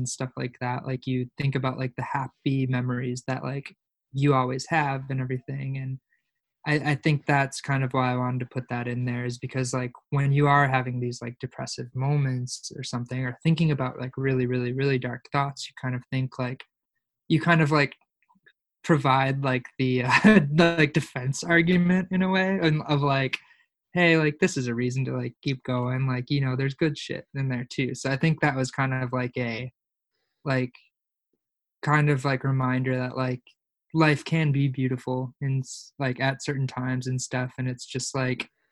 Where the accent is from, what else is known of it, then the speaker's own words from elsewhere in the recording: Oak Forest, Illinois, United States; growing up in Oak Forest, where like Illinois